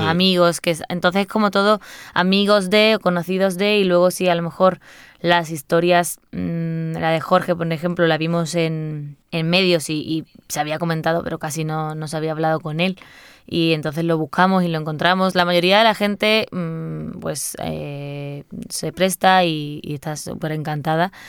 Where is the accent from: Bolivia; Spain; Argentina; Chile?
Spain; Seville, Andalusia; soy de Sevilla y, y, vamos, me cría con la copla con mi madre y mi abuela a todo volumen en mi casa